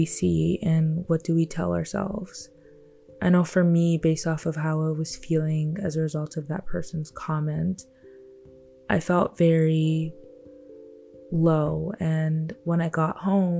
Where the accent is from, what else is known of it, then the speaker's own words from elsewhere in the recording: Nigeria; I'm a Black young woman that was born and raised in Nigeria by great parents